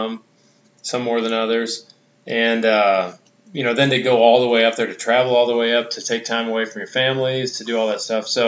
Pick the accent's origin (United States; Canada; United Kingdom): United States; Midwest; I'm from the Midwest, but Ohio's quite a ways from Iowa